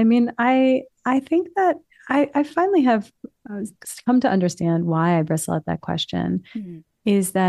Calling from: New York City, New York, United States; New York City.

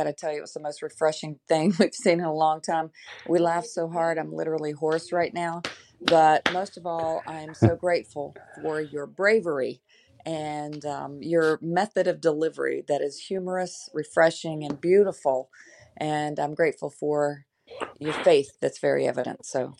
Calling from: Tampa, Florida, United States; Hi, Jim. I'm Susan from Tampa, Florida.

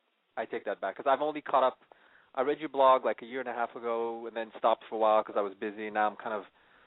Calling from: Beverly Hills, California, United States; 34, calling from Beverly Hills.

